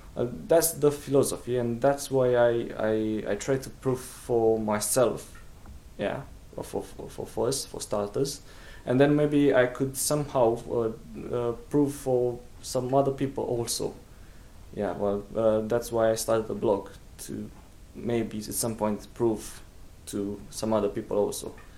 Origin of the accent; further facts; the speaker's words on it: Romania; English is a second language; moved away; also born or lived in England; I come from England, but I'm, uh, I'm, from Romania